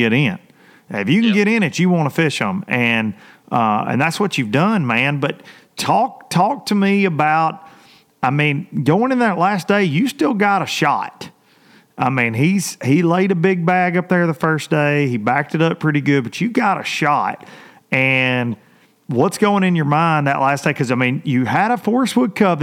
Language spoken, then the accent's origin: English; United States; growing up on the Tennessee River like I have